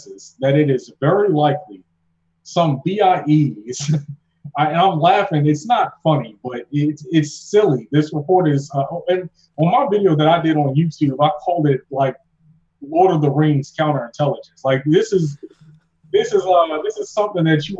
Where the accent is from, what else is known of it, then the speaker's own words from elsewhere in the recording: Baltimore, Maryland, United States; now in North Carolina, United States; I'm from Baltimore, like originally. I don't know if people hear it in my accent. I've been down here in Dagwood, North Carolina for so long.